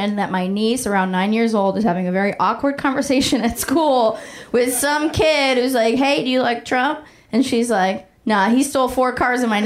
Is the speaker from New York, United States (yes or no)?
no; Oakland, California, United States; moved away; last time I was home, I'm from Oakland, California